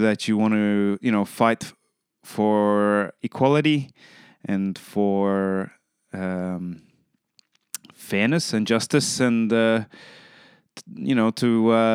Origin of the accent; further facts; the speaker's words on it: Australia; I'm from Australia